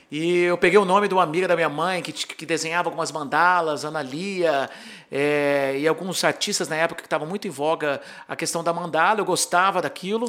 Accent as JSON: {"language": "Portuguese", "country": "Brazil", "also_born_or_lived": "Santa Barbara, California, United States", "moved": "as an adult", "said": "eu sou do Brasil"}